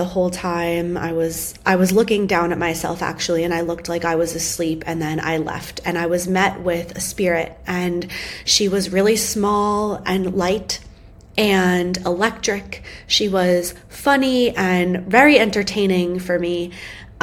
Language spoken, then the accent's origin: English; United States; when I was young, I grew up outside of New York City